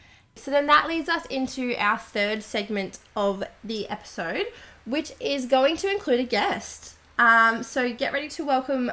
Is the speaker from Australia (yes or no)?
yes; Melbourne, Victoria, Australia; now in Sydney, Australia; We're both from Melbourne